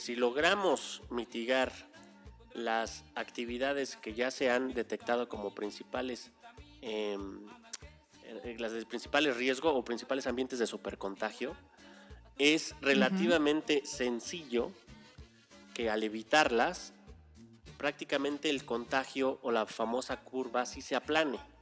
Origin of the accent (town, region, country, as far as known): Mexico